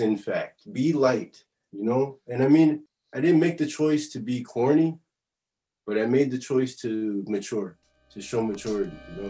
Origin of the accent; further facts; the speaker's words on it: Chicago, Illinois, United States; now in Paris, France; I'm from Chicago